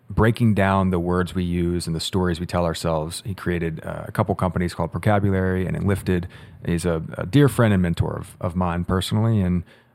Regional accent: Richmond, Virginia, United States; my hometown

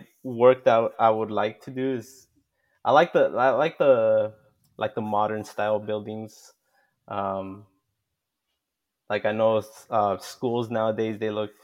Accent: Oceanside, California, United States; now in Santa Maria, United States; I grew up in Oceanside, which is close to San Diego

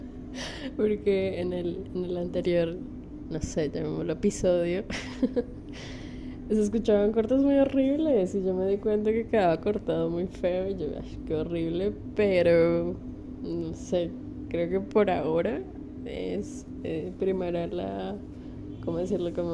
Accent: Bogotá, Colombia; accent: rolo; eh, mi acento rolo cuando empiezo a grabarte

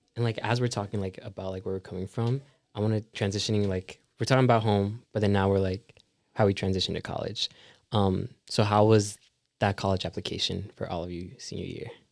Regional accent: South Carolina, United States; I'm from South Carolina. Um, from a small town called Rich Spring

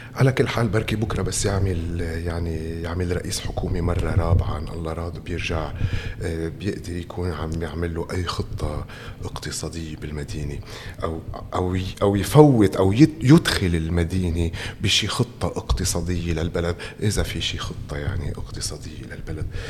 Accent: Tripoli, North Governorate, Lebanon; نحن كناس طرابلسيين

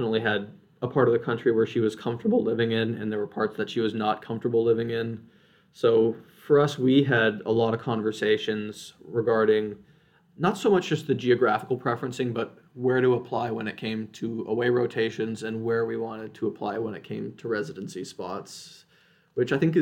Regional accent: Midwest, United States; moved away; I grew up in the Midwest, so I was more willing to look at programs in the Midwest

